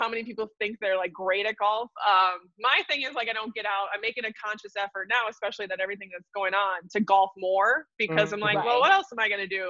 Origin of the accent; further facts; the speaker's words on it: Milwaukee, Wisconsin, United States; growing up in Wisconsin